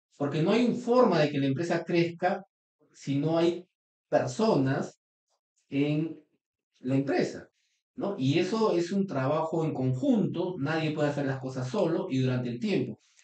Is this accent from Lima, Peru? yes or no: no; Trujillo, La Libertad, Peru; yo soy trujillano